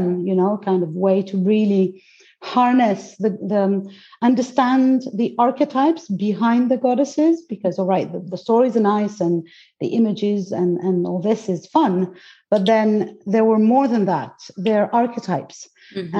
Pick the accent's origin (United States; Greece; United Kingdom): Greece; English is a second language; I was born into it because I'm Greek. Mm-hmm. So I was born in Greece